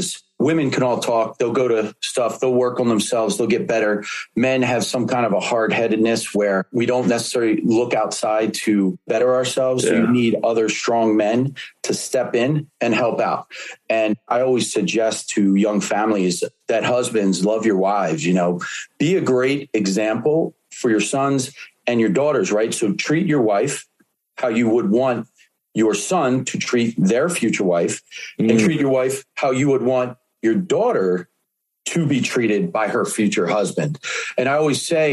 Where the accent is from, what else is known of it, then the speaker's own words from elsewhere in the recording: Philadelphia, Pennsylvania, United States; Born and raised in Philadelphia in the inner city